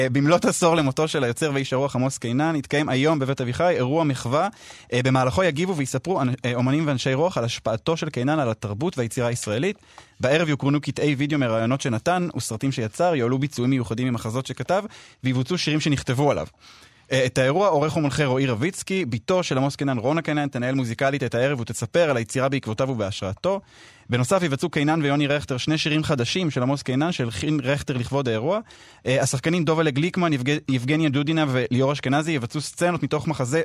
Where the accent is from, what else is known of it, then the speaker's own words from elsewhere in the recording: Israel; moved away as an adult; now in London, United Kingdom; אני מכאן כן, נכון, אי אפשר לברוח מזה, כל המערך הנפשי שלי והתרבותי והקהילתי, הכל